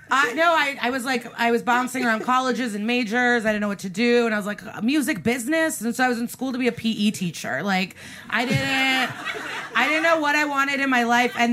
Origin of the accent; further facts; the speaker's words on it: Chicago suburbs, Illinois, United States; moved away; also born or lived in Iowa State; So I grew up in the Chicago suburbs